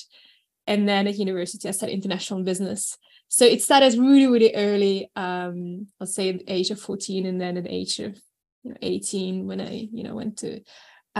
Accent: New Zealand; also born or lived in Moscow, Russia; I was born in Moscow, I grew up in New Zealand

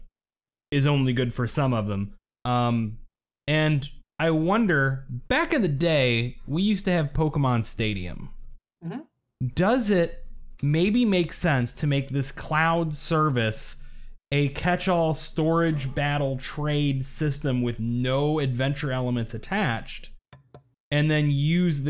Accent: the South, United States; I'm from the South

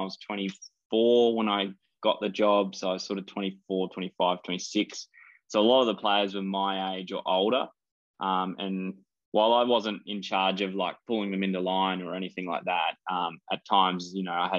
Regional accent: Australia; And beating England in England at their World Cup at Twickenham and being an Aussie fan in the stands is pretty cool.

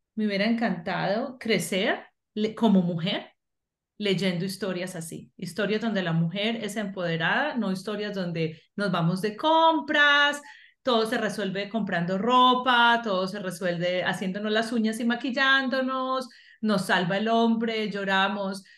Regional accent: Colombia; moved away; por ser latinoamericana, por ser colombiana, por ser inmigrante

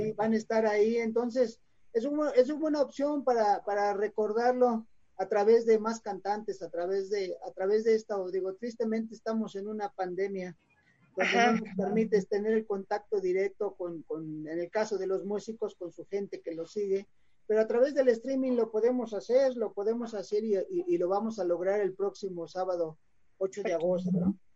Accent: Mexico City, Mexico; nacimos en el DF

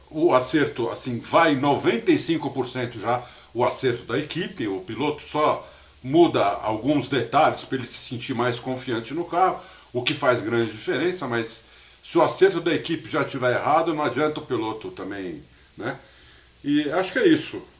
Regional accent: São Paulo, Brazil; eu sou paulista, torço para time de São Paulo

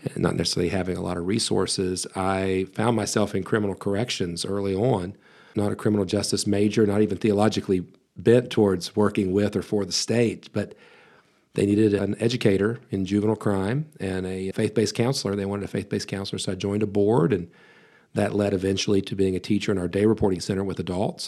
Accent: West Virginia, United States; I was born and raised in West Virginia

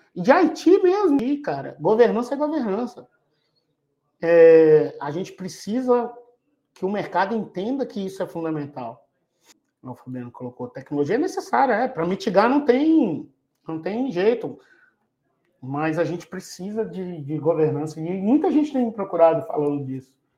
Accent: Minas Gerais, Brazil; now in Jundiaí, Brazil; eu sou de Minas, mas eu moro em Jundiaí

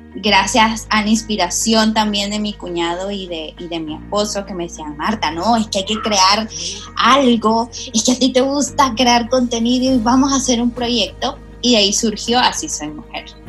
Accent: El Salvador; moved away as an adult; now in Panama; yo soy salvadoreña

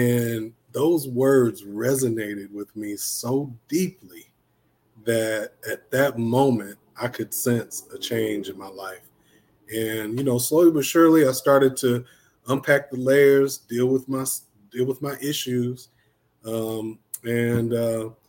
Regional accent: Duarte, California, United States; moved away as an adult; now in Texas, United States; I'm originally from California, born and bred in the L.A. area, little town called Duarte, California. Is where I went to school

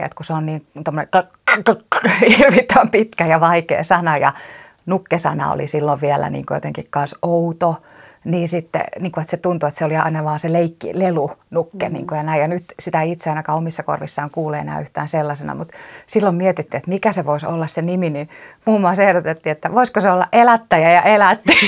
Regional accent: Turku, Southwest Finland, Finland; mä oon turkulainen nukketeatteritaiteilija

